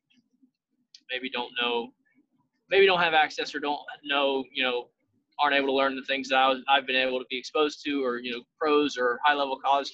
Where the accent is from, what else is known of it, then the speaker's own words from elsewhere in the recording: South Carolina, United States; I grew up in South Carolina